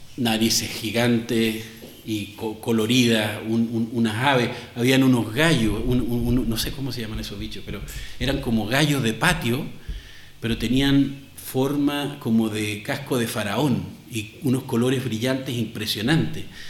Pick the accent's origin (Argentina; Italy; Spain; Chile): Chile; moved away; aquí en nuestro país